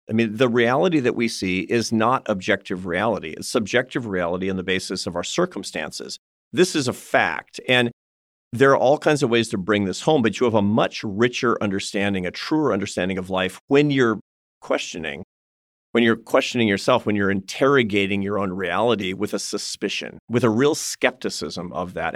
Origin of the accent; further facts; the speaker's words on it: Seattle, Washington, United States; accent: West Coast; first language English; I'm from Seattle, Washington, and I grew up with a West Coast accent and English